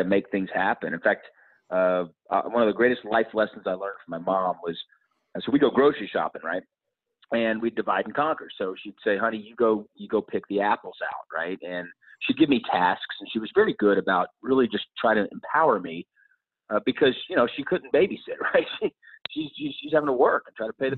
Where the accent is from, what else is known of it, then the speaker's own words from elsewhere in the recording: Dallas, Texas, United States; I was born and raised in Dallas, Texas